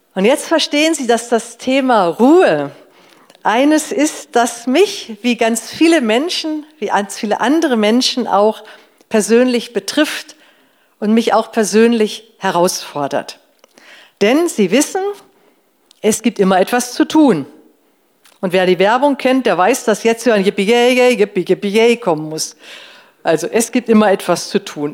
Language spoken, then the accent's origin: German; Northern Germany, Germany; Bei uns zu Hause früher, ich komme aus Norddeutschland